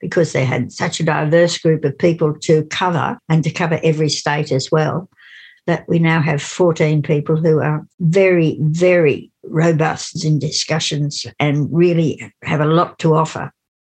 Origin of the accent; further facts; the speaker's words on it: Sydney, New South Wales, Australia; also born or lived in Mudgee, New South Wales; I was born in Sydney. I was at St George Girls High School at Cogra in 1941.